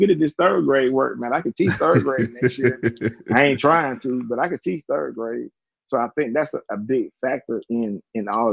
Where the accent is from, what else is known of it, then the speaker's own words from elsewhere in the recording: DeKalb County, Georgia, United States; also born or lived in Gwinnett County, Georgia; the zip code I grew up in DeKalb County is the hardest hit zip code in DeKalb County. The zip code I live in Gwinnett County